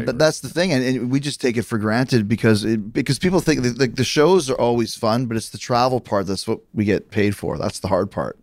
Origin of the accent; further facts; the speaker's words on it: Winnipeg, Manitoba, Canada; moved away; also born or lived in Calgary; I grew up in Winnipeg, but I trained for wrestling in Calgary.